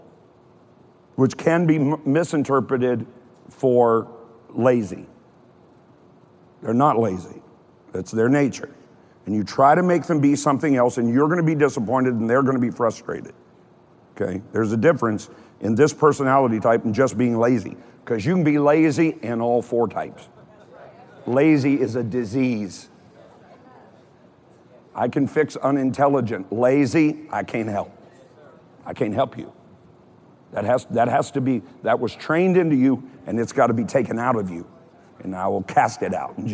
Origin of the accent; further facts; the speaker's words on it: Kentucky, United States; I'm from Kentucky